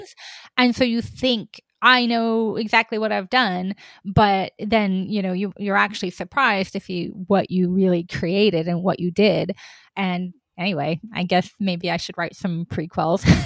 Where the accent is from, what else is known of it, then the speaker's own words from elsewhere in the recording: Oregon, United States; also born or lived in Eastern Washington; I was born in Eastern Washington in a small town where actually, you know, two roads are named for my family, right? Mm-hmm. It, it's one of those extremely tight knit, small farming towns. And then we wound up moving to Oregon